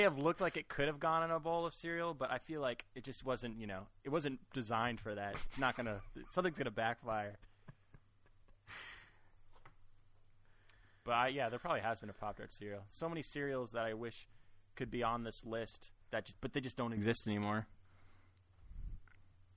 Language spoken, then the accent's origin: English; United States; I'm an American kid. Grew up in the 90s.